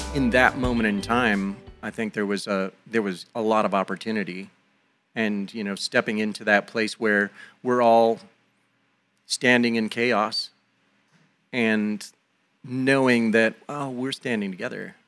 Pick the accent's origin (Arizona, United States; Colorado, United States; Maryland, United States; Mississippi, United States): Colorado, United States; my home state